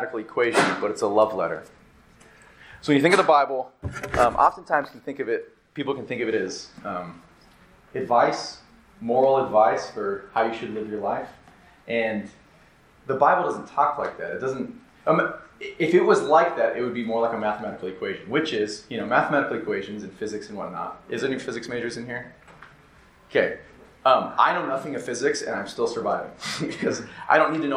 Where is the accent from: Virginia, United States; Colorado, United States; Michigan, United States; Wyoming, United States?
Wyoming, United States; moved away; also born or lived in Minnesota; I grew up in the state of Wyoming, and so I grew up near the Rockies